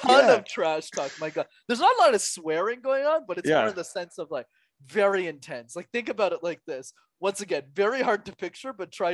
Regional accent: Montreal, Quebec, Canada; I was born and raised in Montreal

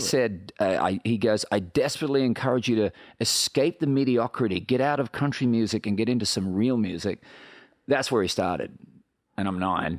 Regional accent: Australia; moved away as an adult; now in Nashville, United States; I come from Australia where they're brutally honest

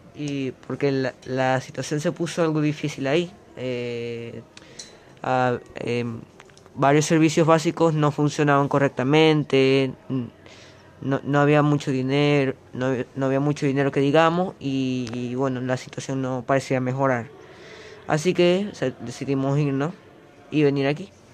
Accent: Venezuela; now in Uruguay; Soy de Venezuela

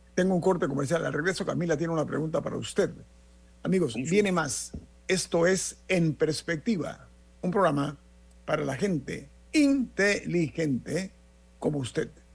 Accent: Panama; como ciudadanos, como panameños

